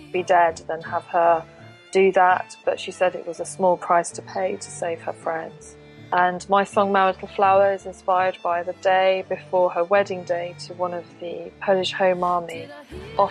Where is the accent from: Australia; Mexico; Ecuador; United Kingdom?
United Kingdom; Being a British person and being born in Great Britain